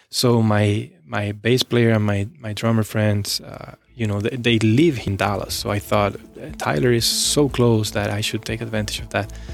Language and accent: English; Spain; moved away as an adult; also born or lived in Texas; now in Cincinnati, United States; I left my hometown when I was eighteen